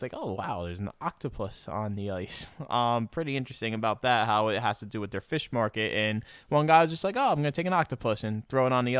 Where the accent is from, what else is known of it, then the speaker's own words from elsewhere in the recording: New Jersey, United States; I grew up in North Jersey.